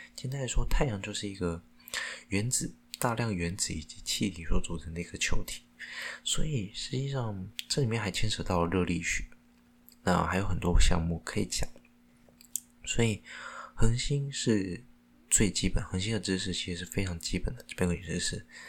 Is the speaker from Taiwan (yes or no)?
yes; Taiwan; 因为我是讲台湾话的，就是台湾话也很， 我讲台语的啦